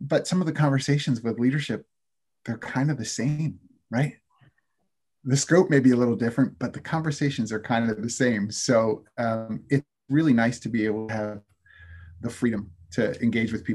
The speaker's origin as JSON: {"language": "English", "town": "Philadelphia", "region": "Pennsylvania", "country": "United States", "said": "I'm from Philadelphia"}